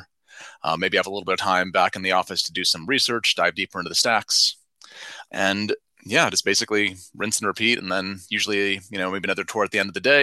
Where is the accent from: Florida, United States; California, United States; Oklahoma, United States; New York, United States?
California, United States; Bay Area; I grew up in the Bay Area, wanted to stay close to family and friends at the time